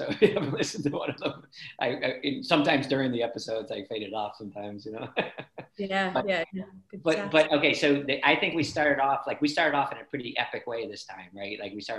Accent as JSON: {"language": "English", "country": "United States", "tie": "born or raised there", "moved": "yes", "lives_now": "Ireland", "said": "I always describe myself as American Irish, because I grew up in America and then moved to Ireland"}